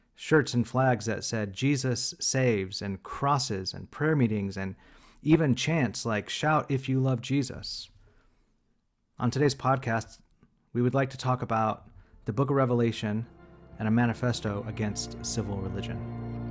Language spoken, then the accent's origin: English; Bakersfield, California, United States; moved away as an adult; now in San Francisco, United States; Matt and I grew up in the most conservative part of Baker, of California, Bakersfield, California